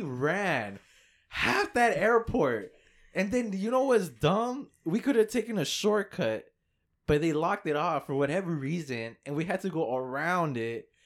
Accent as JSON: {"language": "English", "town": "Fort Worth", "region": "Texas", "country": "United States", "said": "we're from Fort Worth, and, and we landed here"}